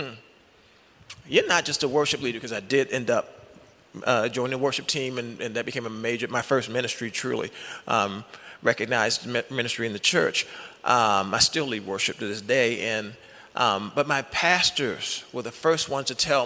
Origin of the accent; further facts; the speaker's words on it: Baltimore, Maryland, United States; moved away as an adult; also born or lived in Los Angeles; I'm from Baltimore, met my wife at University of Maryland.